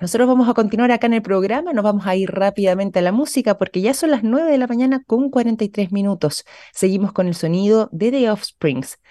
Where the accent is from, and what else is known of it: Chile